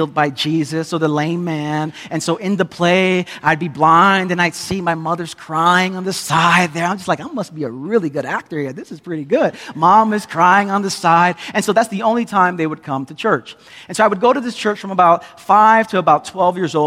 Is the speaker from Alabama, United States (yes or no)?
no; New York City, New York, United States; now in Queens, New York, United States; I'm from Brooklyn.